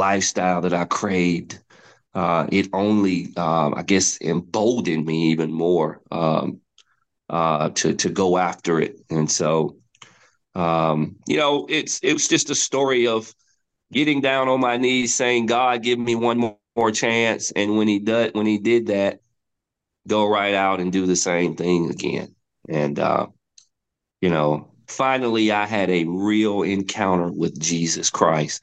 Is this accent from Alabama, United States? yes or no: yes; West End, Alabama, United States; when I was about 14 years old, growing up in West End